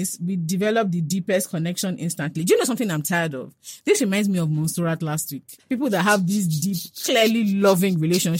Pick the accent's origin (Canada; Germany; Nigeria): Nigeria; I'm a Nigerian guy, and so is he.